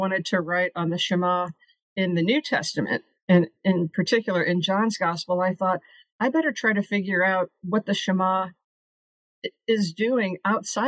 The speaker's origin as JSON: {"language": "English", "town": "St. Louis", "region": "Missouri", "country": "United States", "tie": "born or raised there", "said": "I grew up in St. Louis"}